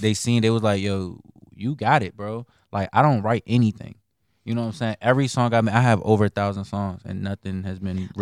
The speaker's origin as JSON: {"language": "English", "town": "Bladensburg", "region": "Maryland", "country": "United States", "tie": "born or raised there", "also_born_or_lived": "Montgomery County, Maryland", "said": "I was raised up in, like, Bladensburg"}